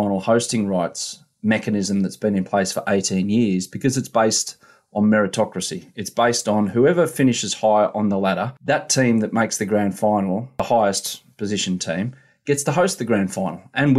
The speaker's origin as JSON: {"language": "English", "town": "Sydney", "region": "New South Wales", "country": "Australia", "tie": "born or raised there", "said": "I was born in Sydney. I was bred in Sydney too, but I grew up in Sydney and have lived here all my life. So, I mean, you won't find a bigger Sydney sider than me"}